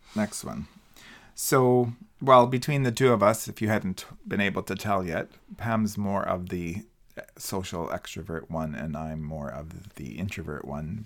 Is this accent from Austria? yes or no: no; Colombia; English is a second language; moved away as an adult; now in Canada; I'm, uh, pleased or blessed for having been born and raised in Colombia